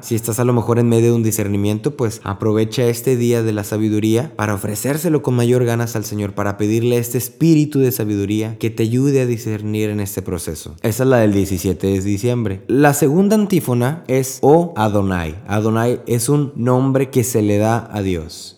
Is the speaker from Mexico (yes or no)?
yes; Mexico; moved away as an adult; also born or lived in Corpus Christi, Texas; Yo soy mexicano y trabajo en Corpus Christi